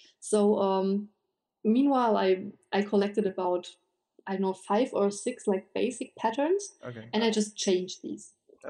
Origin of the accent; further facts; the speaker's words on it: Germany; I am from Germany